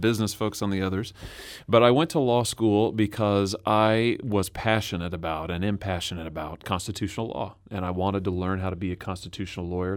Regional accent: Lexington, Missouri, United States; I'm a Missouri boy. I grew up in Lexington, Missouri.

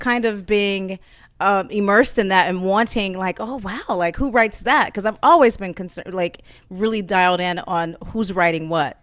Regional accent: Oakland, California, United States; I'm from Oakland, California.

